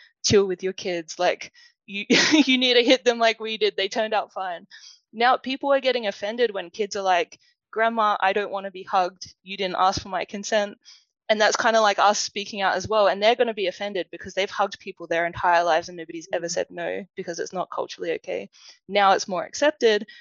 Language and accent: English; Adelaide, South Australia, Australia; accent: Australian; when I was growing up in Adelaide